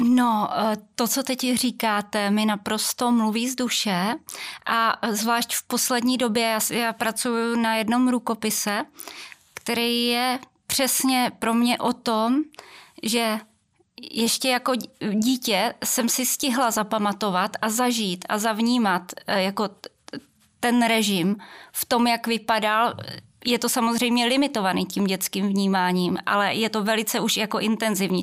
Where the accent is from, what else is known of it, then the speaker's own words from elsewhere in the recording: near Velké Meziříčí, Vysočina Region, Czechia; já pocházím z Vysočiny, konkrétně od Velkého Meziříčí, z malé vesničky